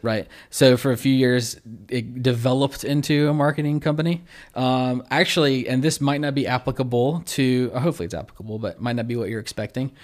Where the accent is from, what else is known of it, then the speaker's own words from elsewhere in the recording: Baton Rouge, Louisiana, United States; also born or lived in Zachary, Louisiana / Central, Louisiana / Denham Springs, Louisiana; I've lived slightly outside of Baton Rouge my whole life